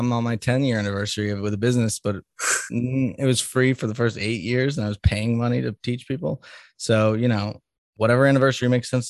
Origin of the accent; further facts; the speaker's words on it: Salem, Massachusetts, United States; moved away as an adult; also born or lived in Colorado / Boston; I grew up in Salem, Massachusetts, which is right near the ocean. It's actually right on the ocean, but it's cold as all hell up there. and then I moved to the mountains, to Colorado when I was 27.